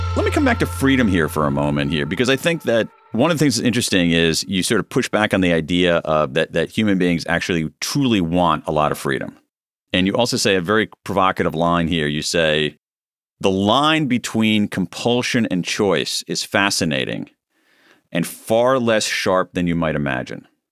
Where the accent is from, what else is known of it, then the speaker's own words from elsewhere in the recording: United States; being an American